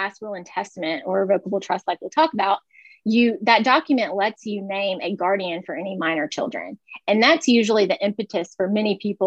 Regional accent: West Tennessee, United States; moved away as an adult; also born or lived in Louisville, Kentucky; I'm originally from West Tennessee

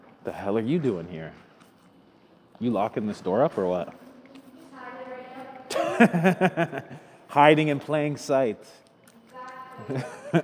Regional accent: Thornhill, Ontario, Canada; I grew up with this guy. Fuck, we're both from Thornhill

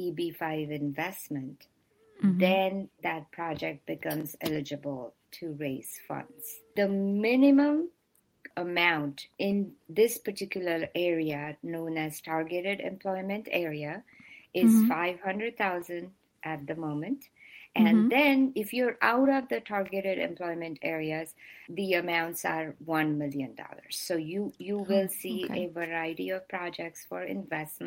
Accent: India; now in United States; I am originally from India

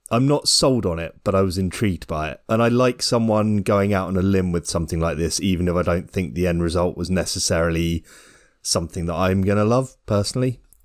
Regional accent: United Kingdom; as a Brit

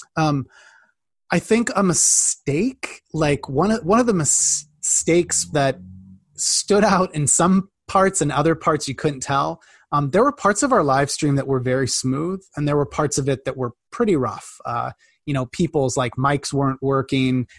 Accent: Midwest, United States; I grew up in the Midwest in like a, you know, farm country

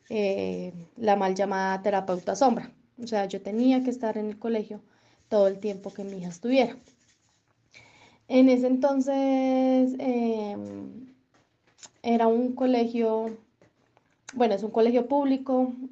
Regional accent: Colombia; somos de Colombia

